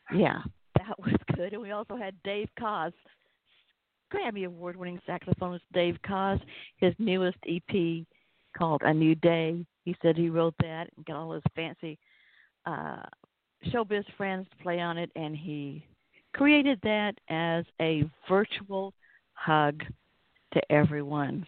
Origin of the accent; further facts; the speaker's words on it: the South, United States; accent: southern; my southern accent